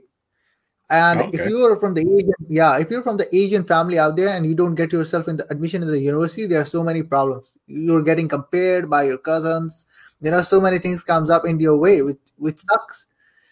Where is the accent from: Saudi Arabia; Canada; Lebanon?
Saudi Arabia; I am born and raised in Saudi Arabia